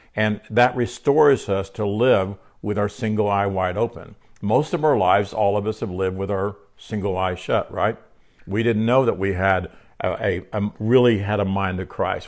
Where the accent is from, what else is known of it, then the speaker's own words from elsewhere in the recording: Oklahoma City, Oklahoma, United States; I'm an Oklahoma City, uh, Oklahoman. I could say I'm a Oklahoman